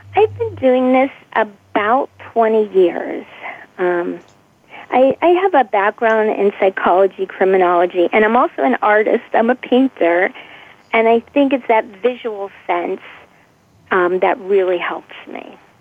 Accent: Pittsburgh, Pennsylvania, United States; I'm from Pittsburgh, Pennsylvania

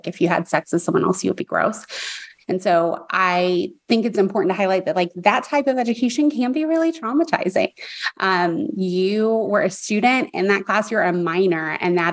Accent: Texas, United States; growing up, especially where you and I did, we're both from Texas.

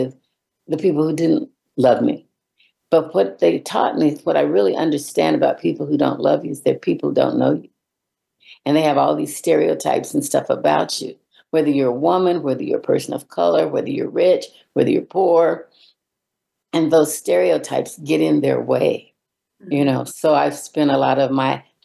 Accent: California, United States; also born or lived in Missouri; So I was born in Missouri. I call myself a Midwestern girl plus because I came to California when I was 4

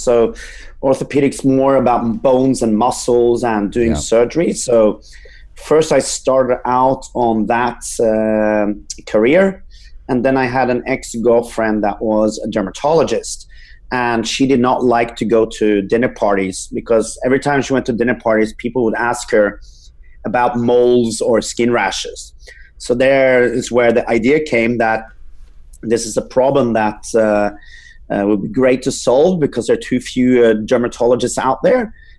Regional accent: Norway; English is a second language; also born or lived in Sweden; now in United States; Yeah, so I'm originally from Norway, but I grew up all over Europe and I was became a medical doctor in Sweden, and I got a scholarship to UC Berkeley School of Public Health. So I moved over there in 2013

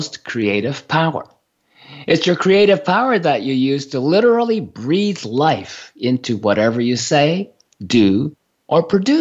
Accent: Japan; moved away; I grew up in Japan

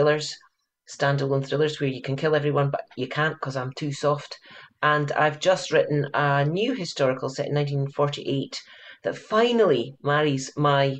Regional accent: Scotland, United Kingdom; now in California, United States; I'm Scottish. I live in California, but I'm in Scotland at the moment at 4 o'clock in the afternoon visiting my parents.

